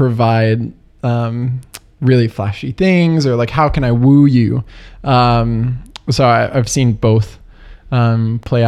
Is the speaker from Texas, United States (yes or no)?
yes; Texas, United States; moved away as an adult; now in Chicago, United States; growing up in Texas